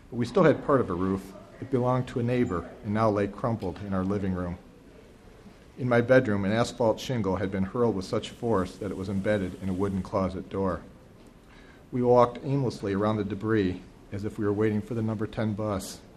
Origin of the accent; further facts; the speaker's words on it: Toledo, Ohio, United States; Each evening, I hand printed the forecast for my hometown of Toledo, Ohio.